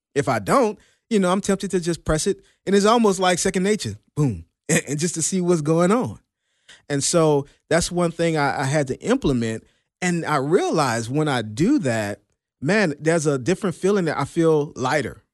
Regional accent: New Orleans, Louisiana, United States; I'm from New Orleans

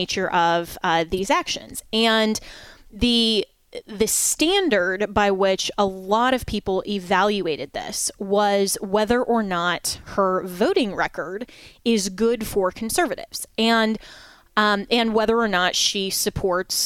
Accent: Colorado, United States; moved away; my home state, my former home state of Colorado

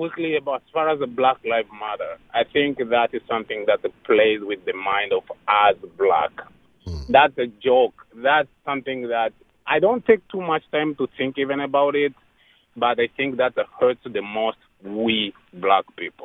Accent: Rwanda; now in United States; I'm an immigrant from Rwanda in Africa.

